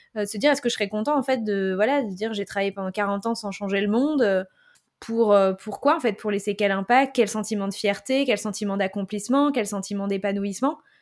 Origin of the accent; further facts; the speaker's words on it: Île-de-France, France; also born or lived in Paris; je vivais à Paris, mais j'ai grandi en Ile-de-France et j'ai vécu à Paris en tant que jeune active.